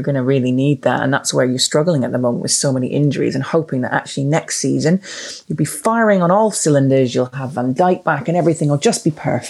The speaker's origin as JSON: {"language": "English", "area": "the Northeast", "region": "North East England", "country": "United Kingdom", "said": "I'm a girl from the Northeast"}